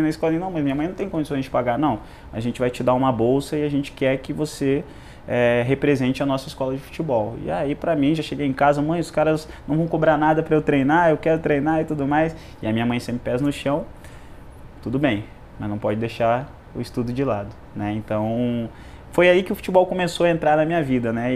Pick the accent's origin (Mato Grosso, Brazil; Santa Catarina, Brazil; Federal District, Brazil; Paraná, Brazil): Santa Catarina, Brazil; Joinville; Nascido e criado em Joinville. É, nasci na zona sul de Joinville, né, no Itinga.